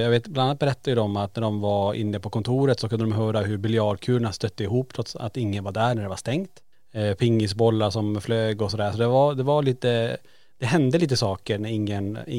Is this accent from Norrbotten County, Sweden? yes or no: yes; Kiruna, Norrbotten County, Sweden; det var ju en central punkt i Kiruna, en, en som låg på Lombolområdet där vi är uppvuxna.